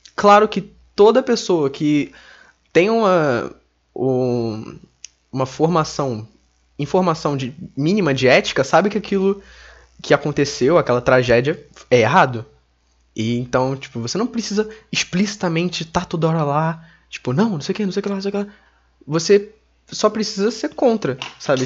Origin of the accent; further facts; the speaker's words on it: Brazil; sendo brasileiro